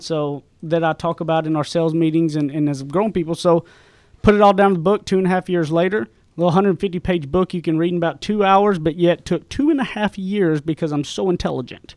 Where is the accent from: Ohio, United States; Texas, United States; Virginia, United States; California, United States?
Texas, United States; East; accent: Southern; I come from East Texas, way out in the sticks. I graduated public high school with twenty-three people. I grew up with a phenomenal mom and dad